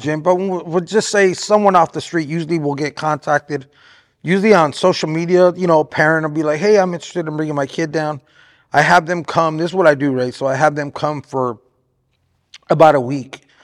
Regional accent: Artesia, California, United States; now in Riverside, United States; I was actually born in Artesia.

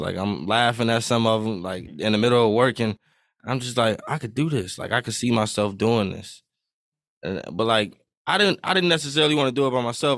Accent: Iowa, United States; I'm twenty-one. I'm from Iowa.

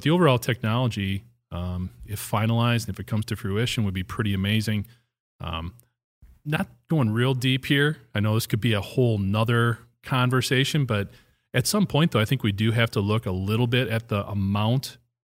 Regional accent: Hustisford, Wisconsin, United States; I don't live there anymore. My hometown, it's where I went to high school, where I grew up.

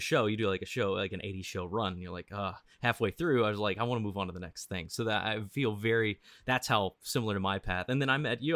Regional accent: Missouri, United States; I grew up in Missouri

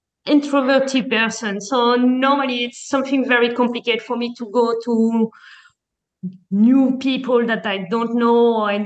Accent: France; moved away as an adult; also born or lived in Belgium / Panama; now in Malta; I grew up in France and I have worked in several restaurants in France. Afterward, I moved to Belgium back

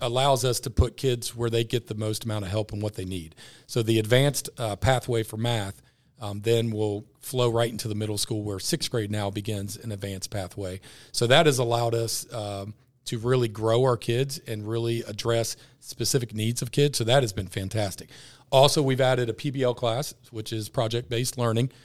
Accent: Ross, United States; I'm from Ross. I've been with Ross my whole life.

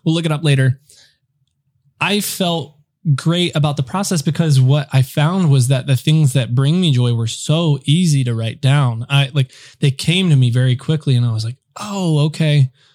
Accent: United States; being an American

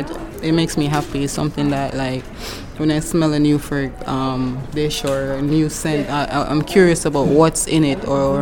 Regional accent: Jamaica; also born or lived in Brooklyn, New York; now in New York, United States; I am originally from Jamaica. I currently live in Brooklyn, Coney Island to be exact.

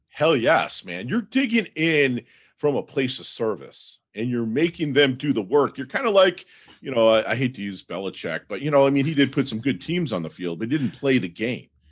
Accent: Michigan, United States; now in South Florida, United States; we're from the Mitten, which is a Michigan

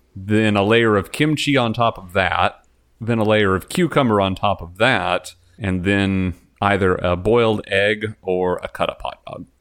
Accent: Texas, United States; moved away; I am from Texas

